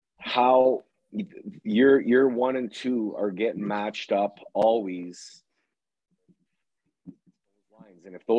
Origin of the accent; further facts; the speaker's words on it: Edmonton, Alberta, Canada; I'm from Edmonton